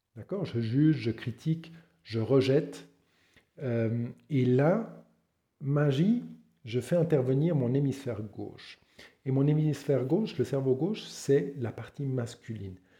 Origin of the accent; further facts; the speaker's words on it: Switzerland; je suis suisse